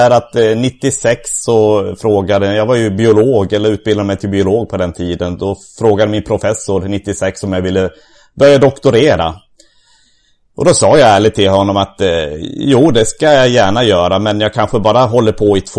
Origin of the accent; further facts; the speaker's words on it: southern Sweden, Sweden; Jag är uppvuxen i södra Sverige